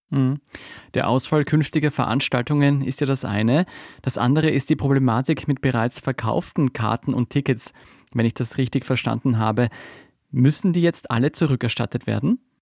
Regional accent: Austria; bei uns in Österreich

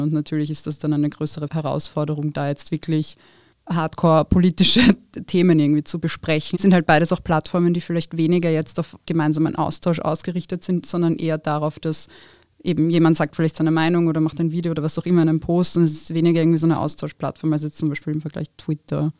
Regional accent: Wiener Neustadt, Lower Austria, Austria; German is a second language; moved away as an adult; now in Vienna, Austria; Also ich bin in Wiener Neustadt aufgewachsen

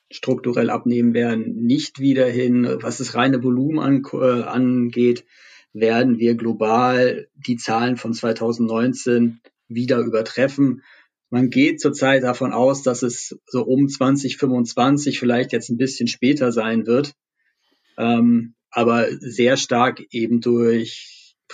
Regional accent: Berlin, Germany; als Berliner hoffen wir natürlich stark darauf

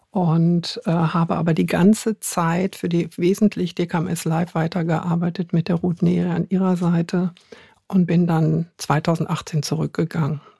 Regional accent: Hanover, Lower Saxony, Germany; vielleicht hört man es noch ein bisschen. Ich bin Hannoveranerin

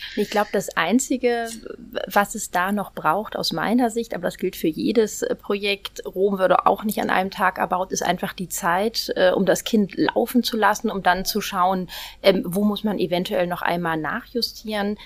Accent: Düsseldorf, North Rhine-Westphalia, Germany; moved away as an adult; now in Hamburg, Germany; Ich bin gebürtige Düsseldorferin

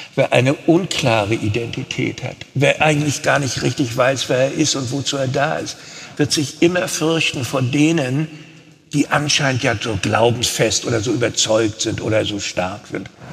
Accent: Rostock, Mecklenburg-Vorpommern, Germany; moved away as an adult; also born or lived in Cologne; weil ich meine mecklenburgische Heimat liebte, meine Ostsee, mein Rostock, Fischland da oben.

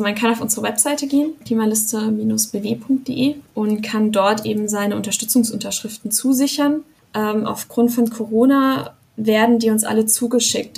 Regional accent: Rastatt, Baden-Württemberg, Germany; dort wo ich herkomme, Rastatt

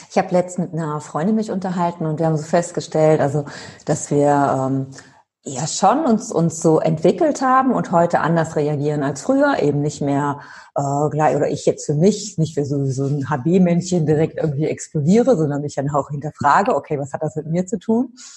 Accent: Cologne, North Rhine-Westphalia, Germany; also born or lived in Freising; ich komme ja aus Köln oder mhm. aus der Gegend von Köln komme ich, jetzt bin ich tatsächlich in Köln

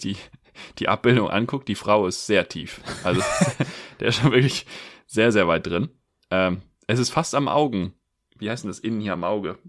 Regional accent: Germany; wir Deutschen

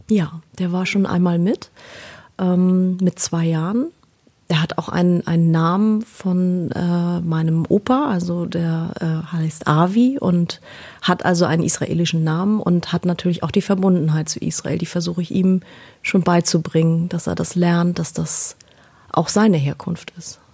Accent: Berlin, Germany; Ich bin in Deutschland geboren. Ich bin, äh, ich bin Berliner. also zumindest bin ich da geboren

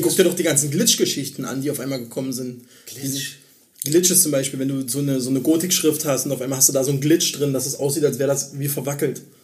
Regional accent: Germany; als Deutscher

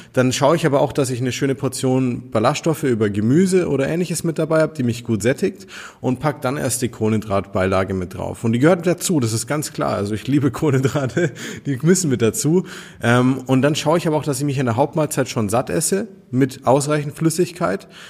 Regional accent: Nuremberg, Bavaria, Germany; wir kommen aus Nürnberg hier

